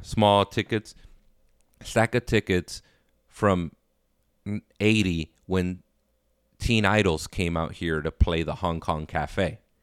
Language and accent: English; Los Angeles, California, United States; also born or lived in Inglewood, California; I grew up in Inglewood and South Central